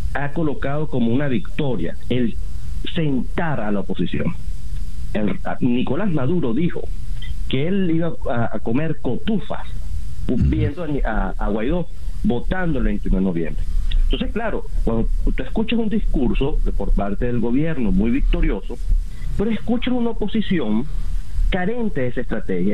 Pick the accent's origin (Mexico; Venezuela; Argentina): Venezuela; como venezolano de a pie